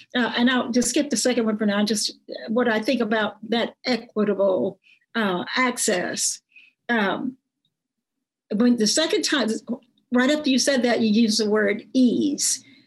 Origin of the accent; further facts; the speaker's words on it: Nevada County, Arkansas, United States; I grew up in Nevada County, a lot of people in Nevada County work at the Tysons. That's um, up in Hope